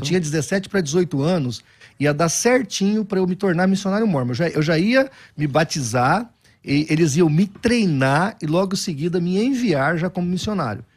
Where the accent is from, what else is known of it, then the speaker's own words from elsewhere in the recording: São José do Rio Preto, São Paulo, Brazil; Nascido e criado em São José do Rio Preto. Sou filho da cidade nasci lá.